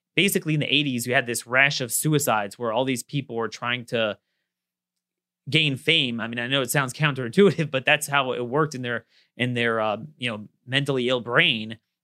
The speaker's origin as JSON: {"language": "English", "town": "Baltimore", "region": "Maryland", "country": "United States", "tie": "born or raised there"}